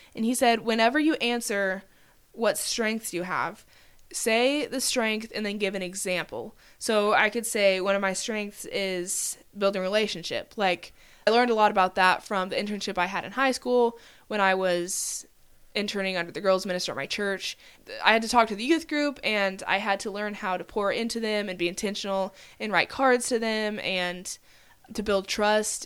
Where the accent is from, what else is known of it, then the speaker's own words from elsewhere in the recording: Oklahoma, United States; I'm from Oklahoma, I could say I have six siblings